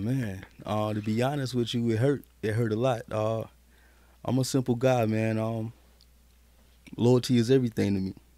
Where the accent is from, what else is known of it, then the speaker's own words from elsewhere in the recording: Carolina, United States; also born or lived in Killeen, Texas; I'm really a Carolina baby.